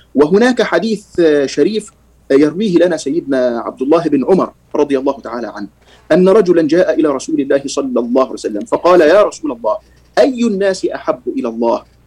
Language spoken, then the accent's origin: Arabic; Egypt; عندنا في مصر